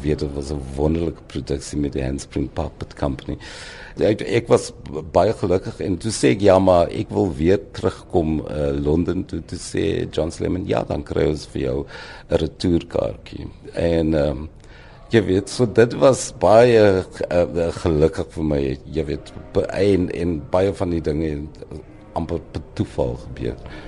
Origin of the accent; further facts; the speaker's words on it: Boland, Western Cape, South Africa; also born or lived in Wellington / Ceres / Paarl; so word ek maar groot geword in die Boland